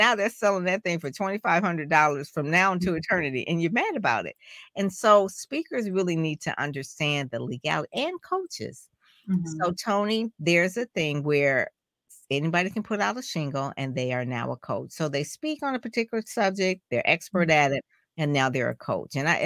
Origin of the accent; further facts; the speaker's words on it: Detroit, Michigan, United States; I'm from Detroit, like in Motown